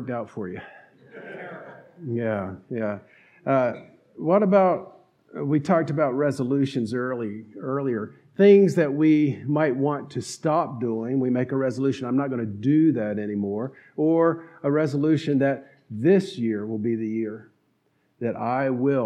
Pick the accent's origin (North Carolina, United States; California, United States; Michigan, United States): North Carolina, United States; accent: twang; I grew up in North Carolina